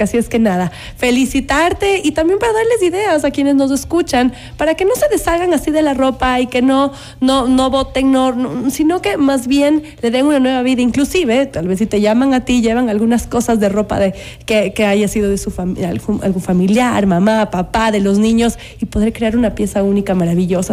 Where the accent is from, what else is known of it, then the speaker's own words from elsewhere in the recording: Ecuador; nos ha representado de una manera increíble a los ecuatorianos